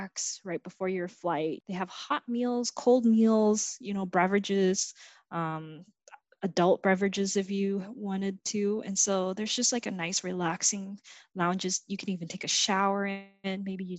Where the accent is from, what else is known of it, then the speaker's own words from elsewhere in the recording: United States; also born or lived in Vietnam / Malaysia; I came to the States when I was 6